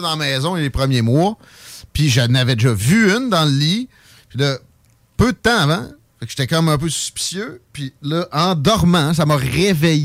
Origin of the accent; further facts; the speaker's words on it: Saint-Nicolas, Quebec, Canada; Je viens de Saint-Nic village.